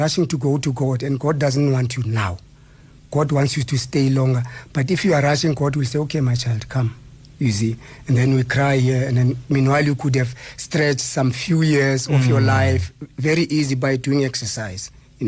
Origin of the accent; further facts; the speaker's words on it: Eastern Cape, South Africa; now in Gauteng, South Africa; I mean, I came from the Eastern Cape, and then when I got here, I mean, I was a Transvala, and I was doing my thing here.